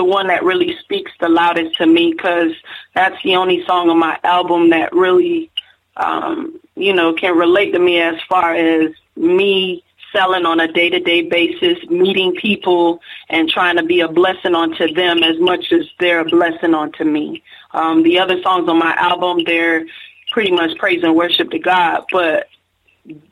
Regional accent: Miami, Florida, United States; now in Lakeland, United States; I'm really from Miami, Florida. Right now, I stay in a city called Lakeland, Florida. We're in Polk County. But I'm originally from Miami, Florida

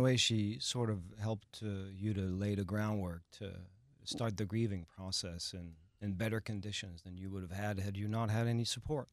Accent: France; now in Houston, United States; I am the Texan from France

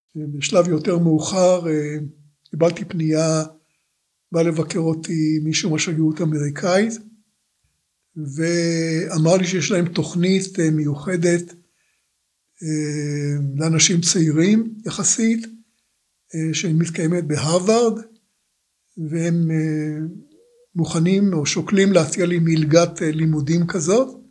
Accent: Rishon LeZion, Central District, Israel; also born or lived in Tel Aviv; נולדתי ב-15 לספטמבר 1936 בתל אביב. אה, זמן קצר לאחר הולדתי הוריי עברו לגור בראשון, ולכן ילדותי עברה עליי בראשון לציון

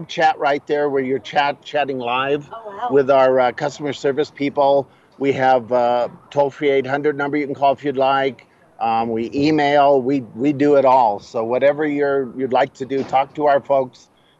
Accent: Redlands, California, United States; I grew up in Redlands, and I know what 115 degrees is because I grew up down there.

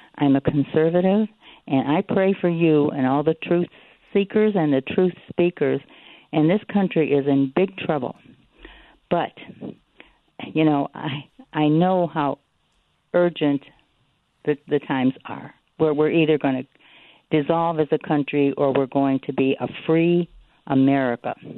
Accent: Goldsboro, North Carolina, United States; moved away as an adult; now in Texas, United States; I came from, I'm from Goldsboro, North Carolina. And it wasn't until I moved to Texas

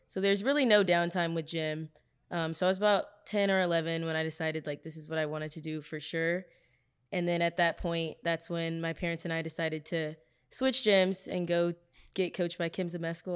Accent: Dallas, Texas, United States; moved away as an adult; now in Louisiana, United States; I'm from Dallas, Texas

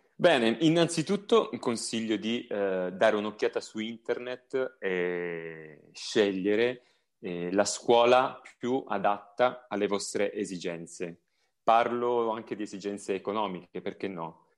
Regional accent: a village near Tropea, province of Vibo Valentia, Calabria, Italy; io provengo da un paesino vicino Tropea, provincia di Vibo Valencia

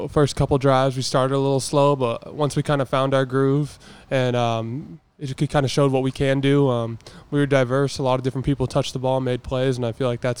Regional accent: Oregon, United States; moved away; growing up in Oregon, we don't have a professional team

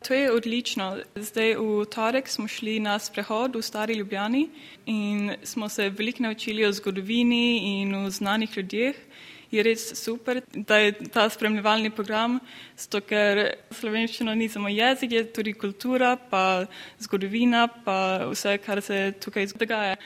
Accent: Kalmar, Kalmar County, Sweden; Slovenian is a second language; prihajam iz Kalmarja, to je majhno mesto bolj na jugu

